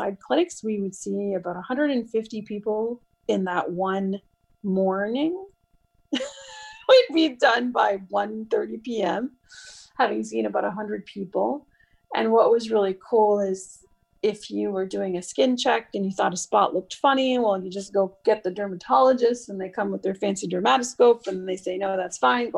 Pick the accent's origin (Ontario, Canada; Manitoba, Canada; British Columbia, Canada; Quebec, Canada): Quebec, Canada; Montreal; moved away as an adult; also born or lived in New York City / Toronto / Melbourne, Australia; now in Ottawa, Canada; I'm originally from Montreal and born and raised